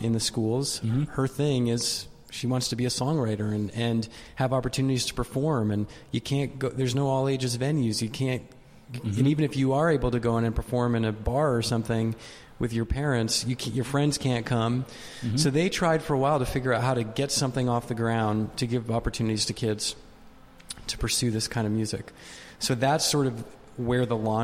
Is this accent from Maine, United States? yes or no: yes; Maine, United States; moved away as an adult; also born or lived in Vermont; I grew up in Maine